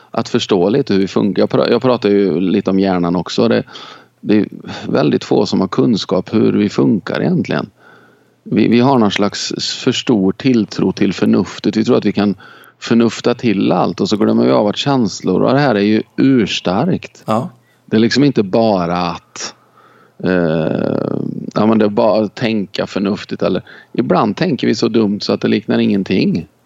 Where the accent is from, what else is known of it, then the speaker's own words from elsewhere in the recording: China; now in Sweden; Eh, jag kommer från Kina. Jag är snart 50 år.